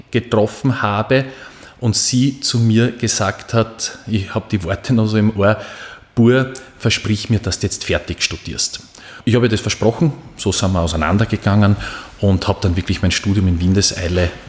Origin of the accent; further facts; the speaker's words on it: Hitzendorf, Styria, Austria; da war dann mein damaliger Bürgermeister in Hitzendorf, wo ich herkomme, das ist meine Heimatgemeinde Hitzendorf in Graz Umgebung